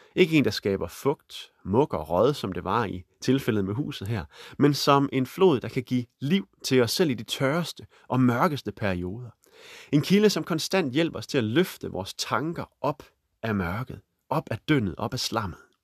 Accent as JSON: {"language": "Danish", "town": "Holstebro", "region": "Central Denmark Region", "country": "Denmark", "tie": "born or raised there", "said": "midt i Holstebro, hvor jeg er vokset op"}